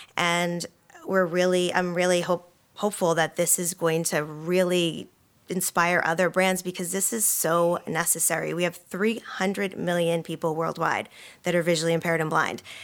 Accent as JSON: {"language": "English", "town": "Boston", "region": "Massachusetts", "country": "United States", "moved": "yes", "said": "I'm from Boston originally."}